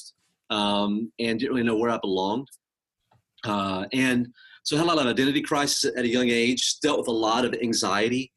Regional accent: Mississippi, United States; also born or lived in Tehran, Iran; I grew up in Mississippi, but I was born in Iran

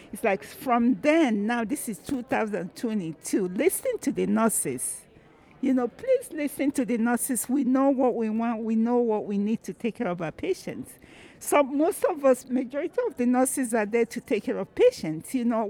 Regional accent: Minnesota, United States

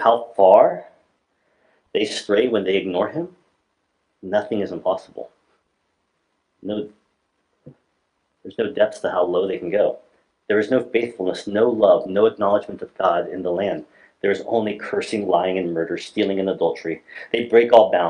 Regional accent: Alaska, United States; I'm from Alaska

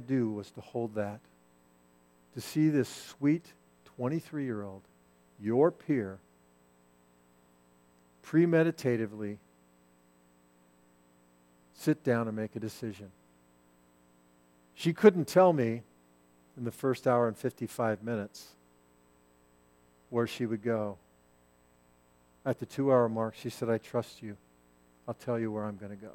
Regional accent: United States; I'm an American, and I'm a Christ follower

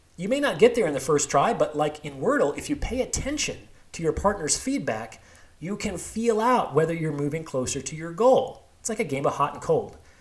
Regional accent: Las Vegas, Nevada, United States; also born or lived in Seattle / New York; now in Bay Area, United States; I was actually born and raised in Las Vegas, a few miles from the strip

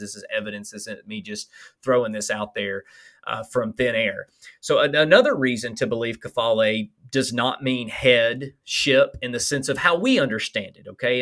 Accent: Alabama, United States; accent: Alabama; my Alabama accent

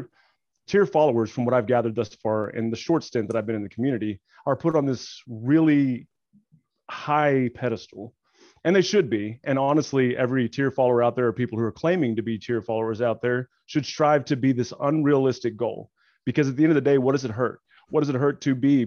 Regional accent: Arkansas, United States; accent: southern; now in Oklahoma, United States; I'm actually from Arkansas

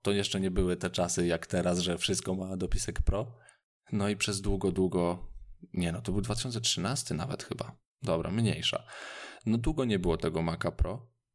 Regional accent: Radom, Masovian Voivodeship, Poland; Ja z Radomia

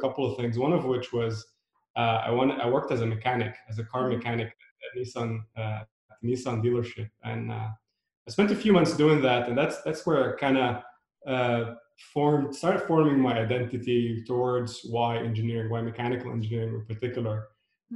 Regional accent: Beirut, Beirut Governorate, Lebanon; now in United States; I was born in Beirut during a decade of civil unrest.

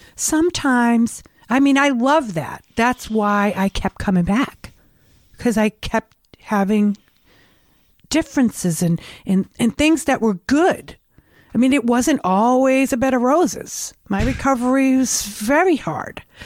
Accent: Revere, Massachusetts, United States; I grew up in Revere.

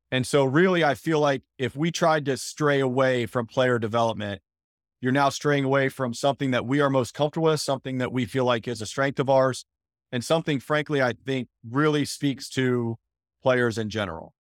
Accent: Phoenix, Arizona, United States; moved away; also born or lived in Spartanburg, South Carolina; I'm originally from Phoenix

